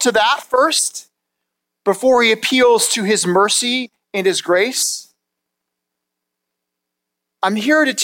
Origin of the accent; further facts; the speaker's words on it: Madison, Wisconsin, United States; I grew up in Madison, Wisconsin